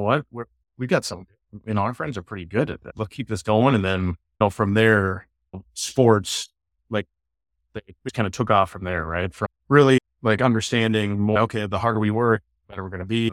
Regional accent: Hastings, Minnesota, United States; I grew up in Hastings my entire life

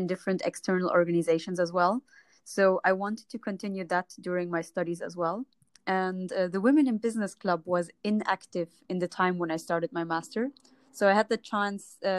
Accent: Germany; moved away as an adult; also born or lived in Jordan (ancestry) / Palestine (ancestry); now in Lisbon, Portugal; I'm from Germany. But originally, my parents come from Jordan and Palestine. So I was raised in a German-Arabic

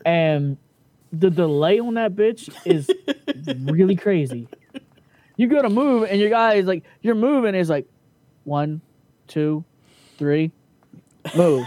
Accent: Tijuana, Baja California, Mexico; from Vegas to my hometown in Tijuana

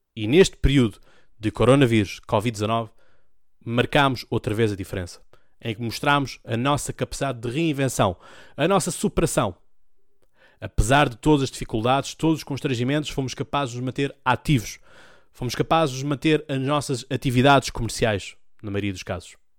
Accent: Portugal; Um gosto de dizer que sou português. Um gosto de dizer que o meu país, a minha pátria, é Portugal

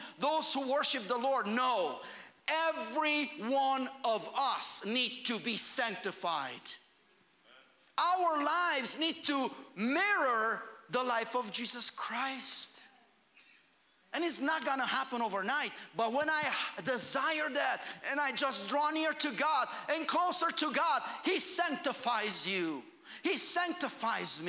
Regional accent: Romania; moved away; I grew up in Romania.

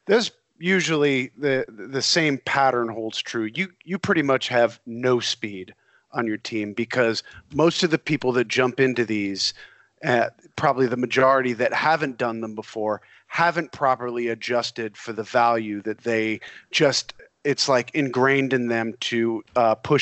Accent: New York, United States; I grew up in New York, too.

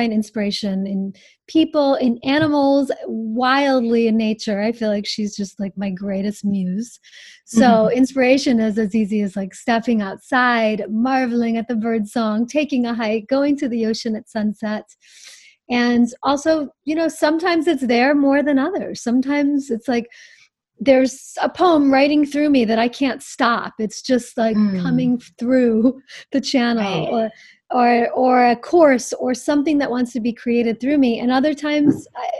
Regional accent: the North, East Coast, United States; moved away; I'm from the East Coast. I came from the North

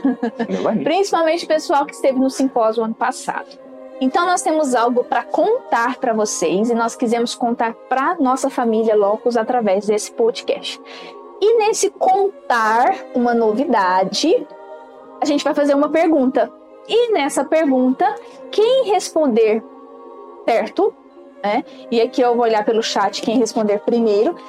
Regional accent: Brazil; eu sou brasileira

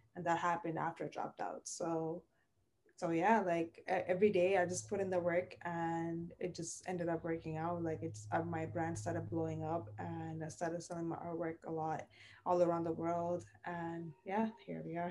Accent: Sri Lanka; moved away as an adult; also born or lived in Toronto, Canada; now in Scarborough, Canada; I was born and raised in Sri Lanka

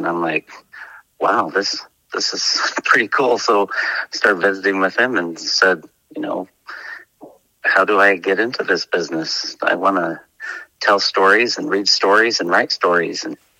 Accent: Wyoming, United States; I grew up in Wyoming, very near Fort Bridger, which is not on the plains

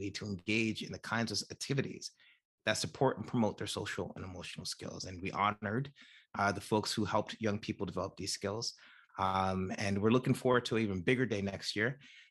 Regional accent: New Jersey, United States; I am from New Jersey originally, and I am from New Jersey today. I live in the same town I grew up in, New Jersey

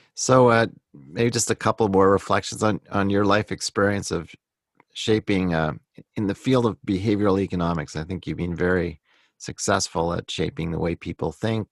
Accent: Canada; I'm excited about being Canadian

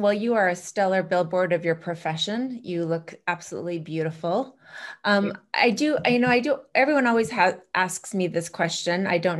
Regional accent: Chicago, Illinois, United States; I'm from Chicago and heard all about you even back then.

